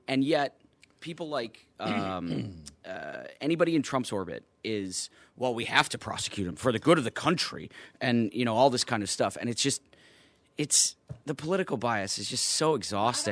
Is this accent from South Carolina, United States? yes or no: no; Chicago, Illinois, United States; native, native son of Chicago, went to DePaul, uh, went to high school at Fenwick